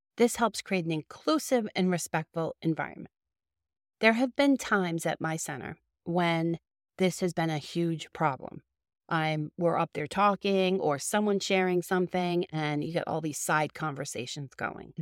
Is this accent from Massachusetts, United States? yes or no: yes; Boston, Massachusetts, United States; accent: Boston; my Boston accent